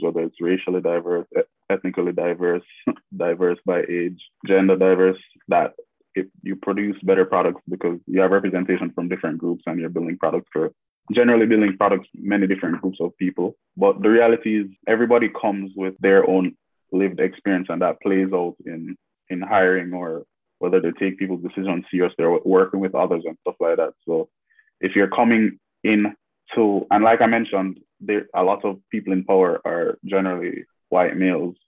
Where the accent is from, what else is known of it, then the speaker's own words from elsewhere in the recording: Jamaica; now in Toronto, Canada; growing up in the Caribbean